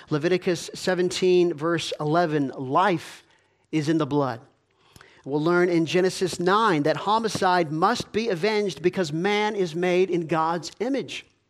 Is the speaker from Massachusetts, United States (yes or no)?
no; Georgia, United States; I grew up in Georgia.